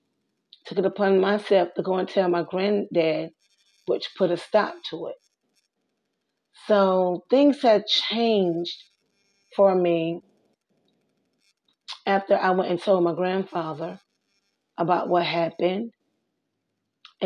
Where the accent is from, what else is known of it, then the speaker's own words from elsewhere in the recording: South Carolina, United States; I was born in South Carolina, one sister